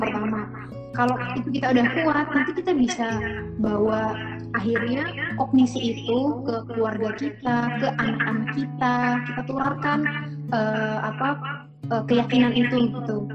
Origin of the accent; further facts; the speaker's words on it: Indonesia; kita orang-orang Indonesia